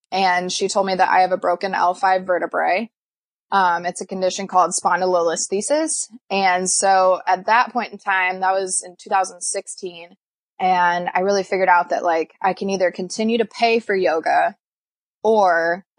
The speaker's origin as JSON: {"language": "English", "region": "Iowa", "country": "United States", "tie": "born or raised there", "also_born_or_lived": "Des Moines, Iowa", "said": "I was born and raised in Des Moines, and then we moved over to the Quad Cities when I was in elementary school, and we lived here ever since"}